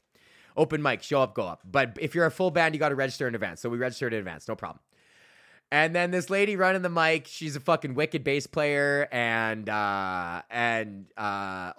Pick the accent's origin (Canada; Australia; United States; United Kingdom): Canada; I'm Canadian